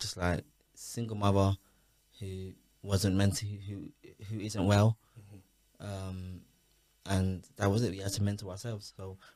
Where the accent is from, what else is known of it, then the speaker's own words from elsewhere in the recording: London, United Kingdom; I'm from Hackney. I'm from the Kingsmead Estate. It's where me and the guys that I used to chill with were from